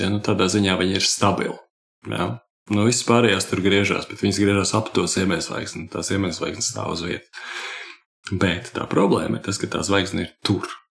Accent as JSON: {"language": "Latvian", "country": "Latvia"}